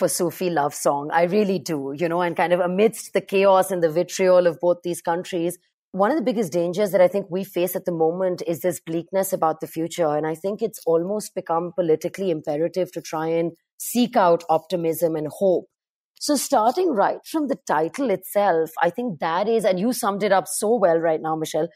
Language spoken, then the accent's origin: English; Karachi, Sindh, Pakistan; I grew up in Karachi in Pakistan